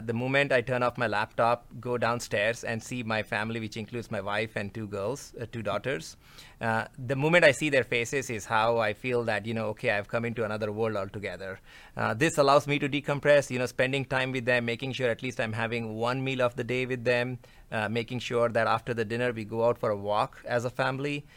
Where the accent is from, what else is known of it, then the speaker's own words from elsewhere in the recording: India; moved away as an adult; now in United States; I come from India, culture-wise, as it relates to working with my colleagues in India is relatively easy